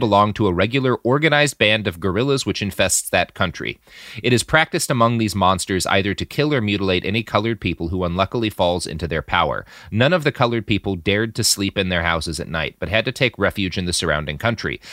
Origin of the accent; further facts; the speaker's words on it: Texas, United States; As a Texan